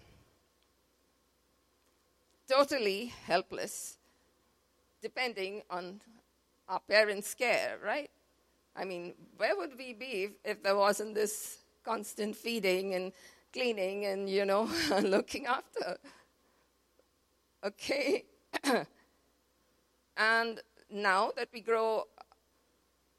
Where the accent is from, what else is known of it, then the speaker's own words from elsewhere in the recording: Mumbai, Maharashtra, India; moved away; We are from Mumbai